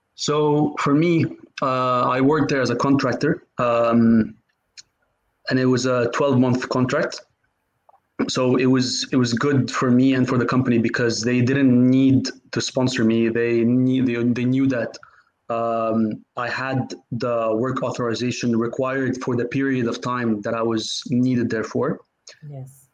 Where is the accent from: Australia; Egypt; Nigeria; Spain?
Egypt; Cairo, Cairo Governorate; moved away as an adult; also born or lived in United States; now in United Kingdom; I'm originally from Egypt. Uh, I grew up in Cairo, um, lived there. My whole family is from there. Um, I lived there till I was 18.